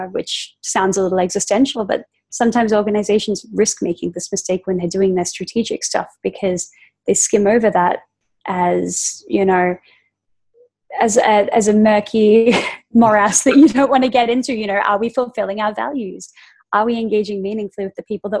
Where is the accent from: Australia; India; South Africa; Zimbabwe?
Australia; growing up in Australia